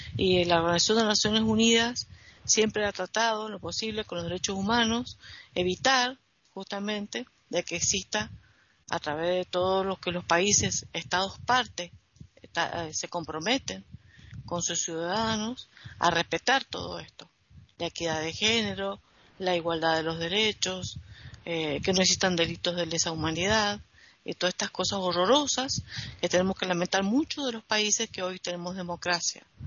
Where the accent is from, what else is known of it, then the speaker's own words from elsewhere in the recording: Argentina; En nuestra país Argentina no habían muchos mulatos, más que nada acá ha habido criollos